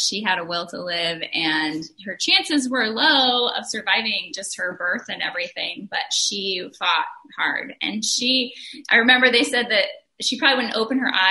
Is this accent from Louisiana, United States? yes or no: no; Oregon, United States; moved away as an adult; also born or lived in Ohio; we are from Oregon originally